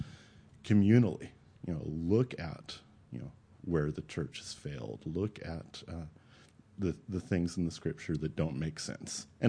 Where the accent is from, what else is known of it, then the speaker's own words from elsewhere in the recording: Alabama, United States; now in Oklahoma City, United States; I grew up in Alabama in what I guess people today would describe as a pretty liberal Methodist church.